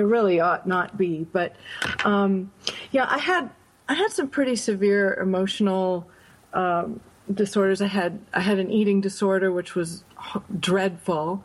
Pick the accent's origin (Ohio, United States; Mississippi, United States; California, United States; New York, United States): New York, United States; Binghamton; also born or lived in Grinnell, Iowa; I grew up upstate New York in a little town called Binghamton